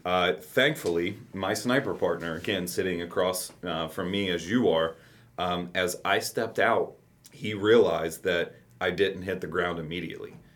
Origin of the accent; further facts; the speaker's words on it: Campbell County, Kentucky, United States; I said I grew up in in Campbell County.